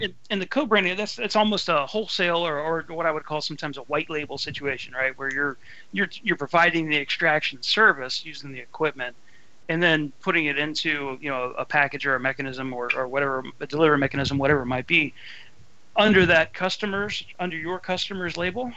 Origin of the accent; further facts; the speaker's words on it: Ohio, United States; I'm from Ohio